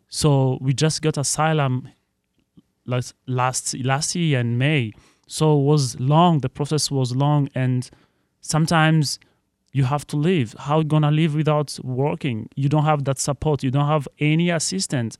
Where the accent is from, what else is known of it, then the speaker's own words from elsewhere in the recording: Burundi; now in Detroit, United States; I'm from East African Burundi